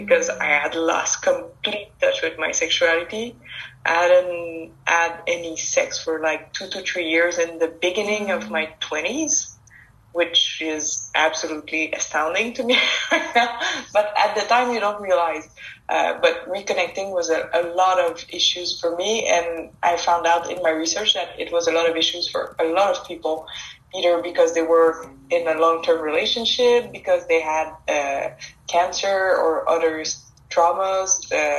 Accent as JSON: {"language": "English", "region": "Quebec", "country": "Canada", "said": "It's a French name. I'm from Quebec in Canada."}